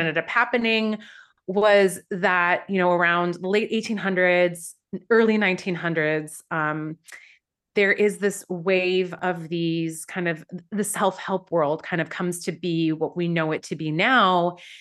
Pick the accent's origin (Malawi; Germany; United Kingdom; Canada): Canada; Vancouver, British Columbia; moved away as an adult; also born or lived in Iran; now in New York, United States; where I grew up in Vancouver